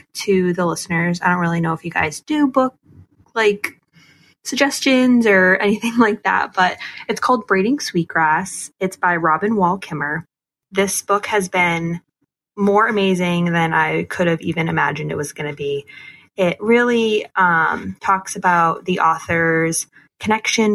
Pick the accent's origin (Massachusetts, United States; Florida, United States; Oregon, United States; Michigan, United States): Massachusetts, United States; I'm 24 and I'm from Massachusetts.